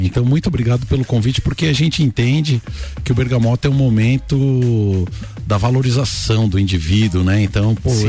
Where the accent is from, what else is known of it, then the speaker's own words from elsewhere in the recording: São Paulo, Brazil; now in Lages, Brazil; nasceu e se criou em São Paulo, capital, né? Então eu sou paulistano, na cidade de São Paulo